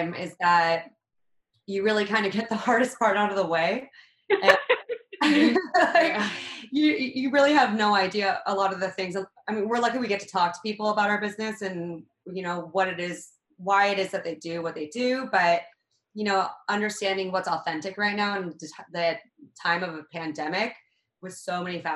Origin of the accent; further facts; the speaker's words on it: Reno, Nevada, United States; I grew up in Reno, Nevada